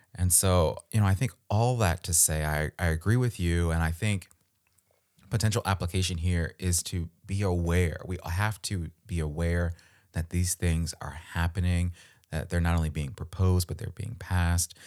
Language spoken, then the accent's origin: English; Maryland, United States; I'm from Maryland. We live in Maryland. You know, this is, this is home for us